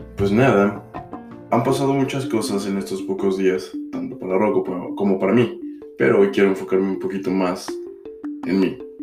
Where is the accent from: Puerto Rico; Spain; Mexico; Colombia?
Mexico; moved away as an adult; also born or lived in Mexico City; now in United States